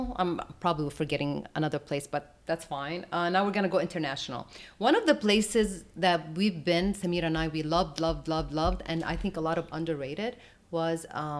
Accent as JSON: {"language": "English", "town": "Jerusalem", "region": "Jerusalem District", "country": "Israel", "tie": "born or raised there", "also_born_or_lived": "Jordan", "said": "Now, internationally, I was born in Jerusalem, so of course I lived there, so I know the area, I know everything."}